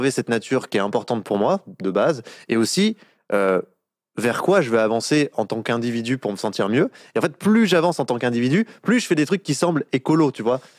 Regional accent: Bourgogne-Franche-Comté, France; born there; moi, je suis né dans le Jura, donc euh, dans un petit village de 200 habitants.

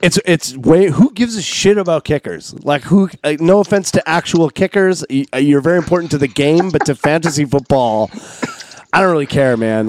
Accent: Canada; moved away; also born or lived in Pacific Northwest; We're Canadian

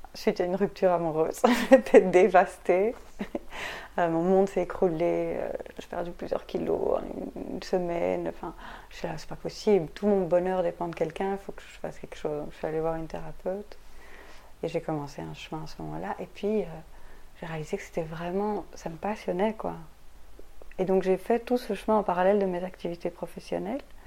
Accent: Belgium; also born or lived in Brussels; je suis belge, je vis ici à Bruxelles

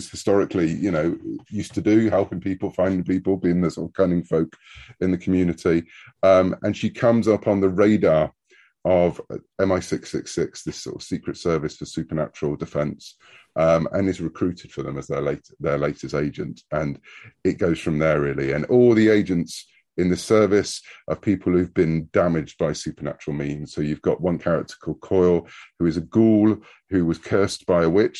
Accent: United Kingdom; when I was growing up in the UK.

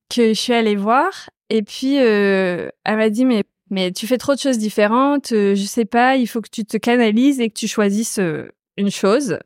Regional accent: Normandy, France; je viens de Normandie, dans un petit village euh, autour de ma maison, il n'y a que des champs

